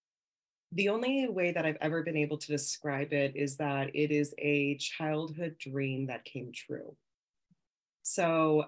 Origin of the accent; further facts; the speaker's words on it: Victorville, California, United States; I mostly grew up in Victorville, California